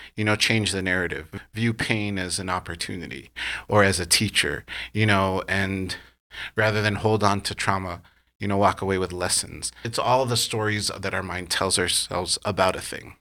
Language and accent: English; California, United States; also born or lived in New York; I'm a Californian through and through.